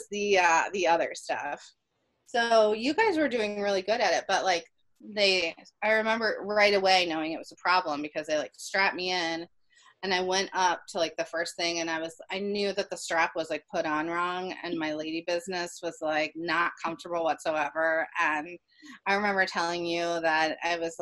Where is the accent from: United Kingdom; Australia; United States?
United States; Ohio; also born or lived in Philadelphia; now in Virginia, United States; we're from Ohio, but we moved here from Philly